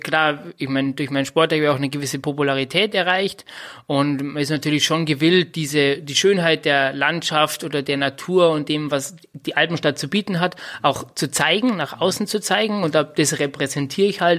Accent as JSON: {"language": "German", "town": "Bad Reichenhall", "region": "Bavaria", "country": "Germany", "said": "komme aus Bad Reichenhall."}